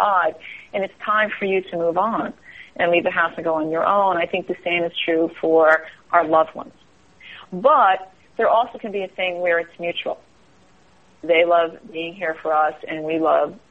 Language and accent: English; East Coast, United States; now in Northern California, United States; I'm from the East Coast, so even though I live out here, I'll always be from the East Coast